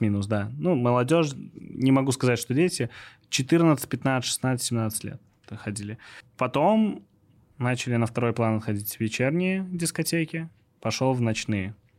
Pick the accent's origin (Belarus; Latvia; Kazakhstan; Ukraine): Belarus; Minsk; also born or lived in Moscow, Russia; я сам из Минска